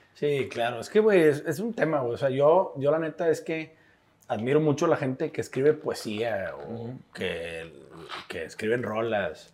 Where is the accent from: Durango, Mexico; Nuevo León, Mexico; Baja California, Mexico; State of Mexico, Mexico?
Nuevo León, Mexico; Monterrey; somos regios